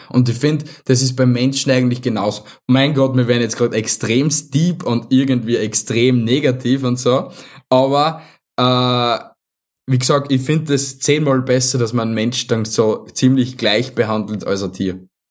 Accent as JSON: {"language": "German", "region": "Vienna", "country": "Austria", "said": "bei uns in Wien"}